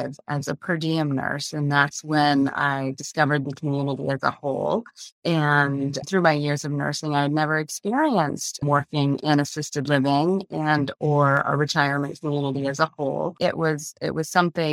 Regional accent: Augusta, Maine, United States; I'm a native Mainer. I grew up in the Augusta area

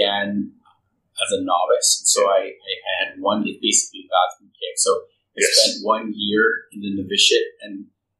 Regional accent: Philippines; moved away; I'm Filipino by birth, and Filipinos have Christianity of Catholicism in their blood

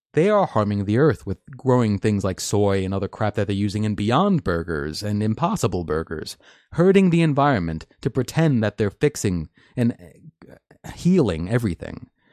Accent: United States; as an American

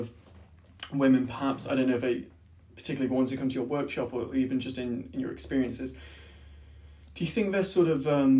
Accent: United Kingdom; It's part of being British, I suppose, isn't it?

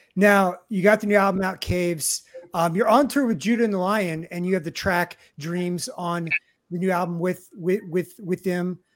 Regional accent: Kansas City, United States; I'm from Kansas City originally

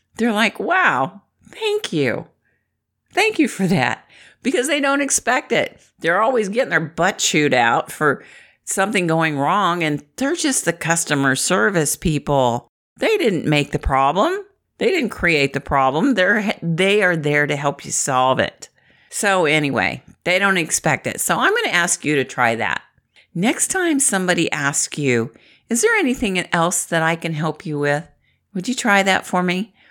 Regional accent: Midwest, United States; I'm from the Midwest

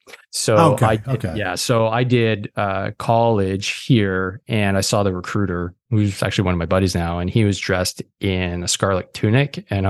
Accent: Quebec, Canada; So I did high school here. I'm from Quebec. I'm actually in Montreal, just in the suburbs of Montreal. So we're in French Canada here.

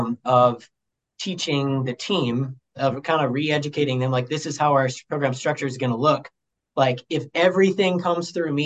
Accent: Sioux Falls, South Dakota, United States; moved away as an adult; now in Jamestown, United States; I'm from Sioux Falls, so, like, I'm from AA. I'm from big school, big city, South Dakota

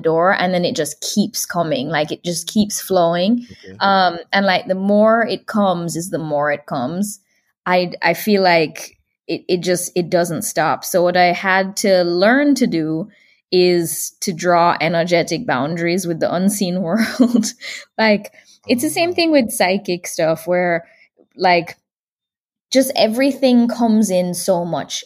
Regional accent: Jamaica; also born or lived in California / Florida; now in Texas, United States; I do feel super connected to Jamaica

